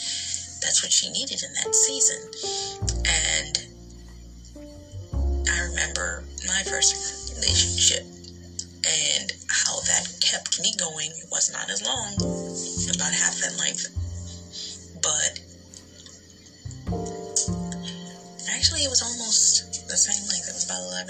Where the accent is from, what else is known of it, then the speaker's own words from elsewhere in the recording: New York, United States; I was never raised out here, but I'm from New York